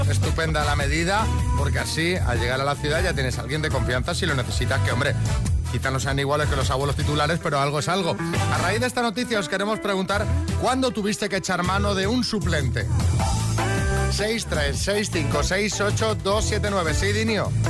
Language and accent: Spanish; Seville, Andalusia, Spain; No, soy sevillano.